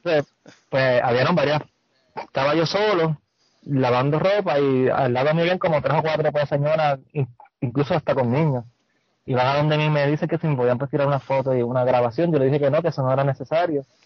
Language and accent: Spanish; Puerto Rico; como todo puertorriqueño que vive aquí, este, la mayoría de nuestra familia